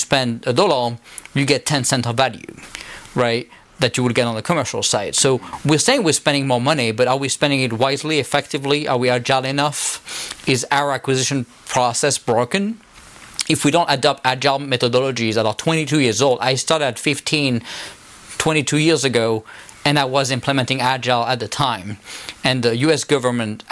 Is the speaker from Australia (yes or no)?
no; France; accent: French; now in United States; my French accent